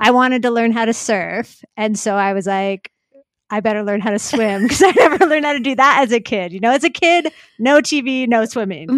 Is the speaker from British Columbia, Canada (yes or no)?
yes; North Vancouver, British Columbia, Canada; I grew up in North Vancouver